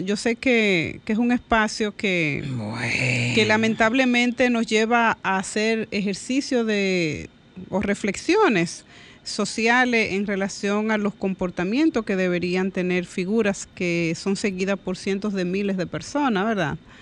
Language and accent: Spanish; Dominican Republic; yo como dominicana y como mujer